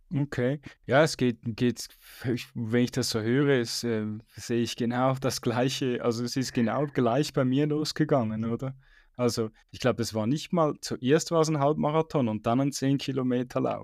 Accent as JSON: {"language": "German", "country": "Switzerland", "tie": "born or raised there", "said": "bei uns in der Schweiz"}